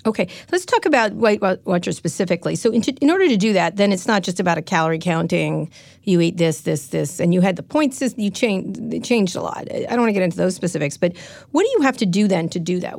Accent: San Francisco, California, United States; I'm from San Francisco

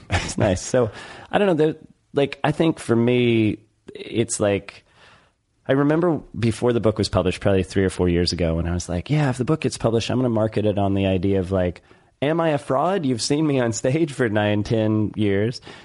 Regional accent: United States; I'm American

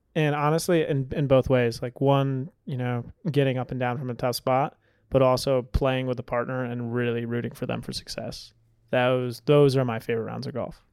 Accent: Mansfield, Connecticut, United States; my hometown in Mansfield, Connecticut was seventeen oh two

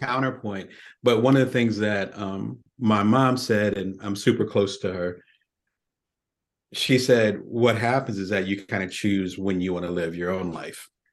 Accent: Atlantic City, New Jersey, United States; I'm originally from Atlantic City, South Jersey, African-American family.

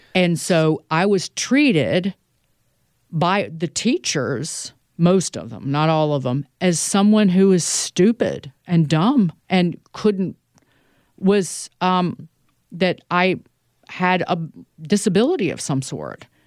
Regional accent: Southside Virginia, United States; moved away; also born or lived in New York; my hometown is about an hour north of the North Carolina border. It's an area of Virginia called Southside Virginia

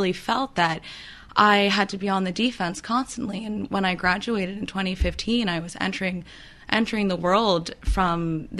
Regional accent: New York City, New York, United States; I'm from New York originally.

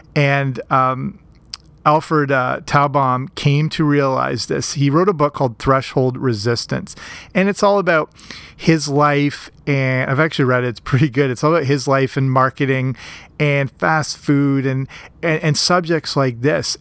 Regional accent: Canada; here in my home country, Canada

